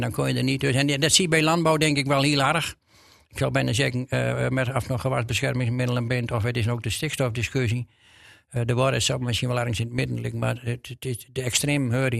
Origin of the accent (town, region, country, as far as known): Drenthe, Netherlands; accent: Drents